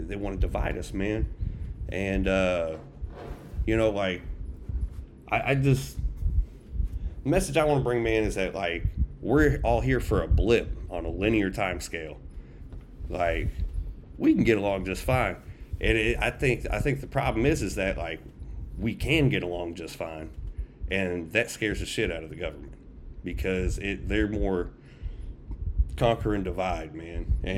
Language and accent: English; Tampa, Florida, United States; also born or lived in Indiana; But so I grew up in Tampa, Florida. Moved up to Indiana after my dad passed.